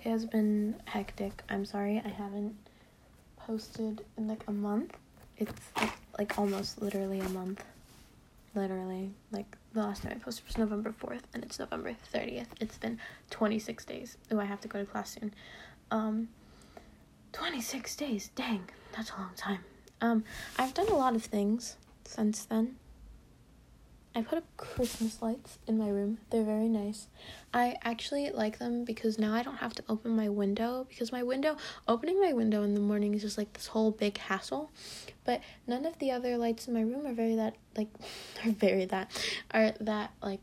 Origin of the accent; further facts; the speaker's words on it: United States; We're American.